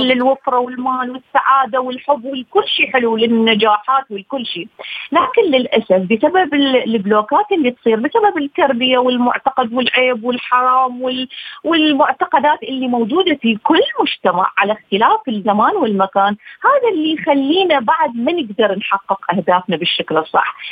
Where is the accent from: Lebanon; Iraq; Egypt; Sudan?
Iraq; بلدي العراق